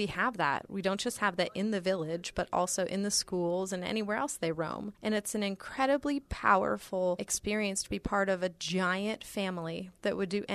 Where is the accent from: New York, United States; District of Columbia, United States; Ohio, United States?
Ohio, United States; Mount Vernon; I grew up in Mount Vernon, Ohio, which is north of Columbus.